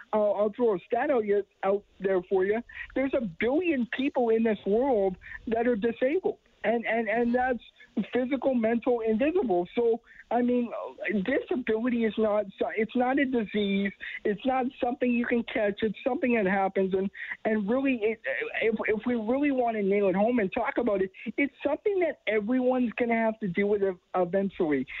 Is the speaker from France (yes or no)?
no; Edmonton, Alberta, Canada; I was born in Edmonton, born and raised